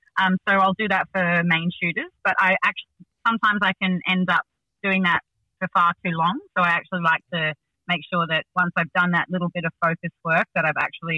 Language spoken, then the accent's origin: English; Sydney, New South Wales, Australia; I grew up in the Northern Beaches